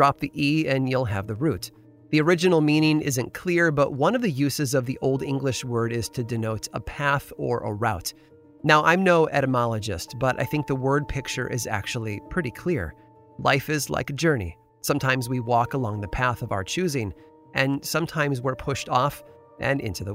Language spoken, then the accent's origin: English; Chicago, Illinois, United States; moved away as an adult; also born or lived in Boston; Growing up in the Chicago area